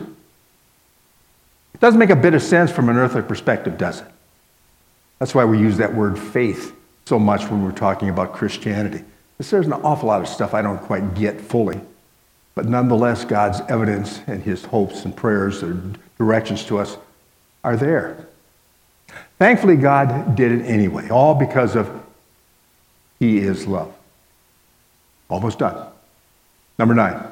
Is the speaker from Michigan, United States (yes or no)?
no; Miami, Florida, United States; as a little guy growing up in Miami, Florida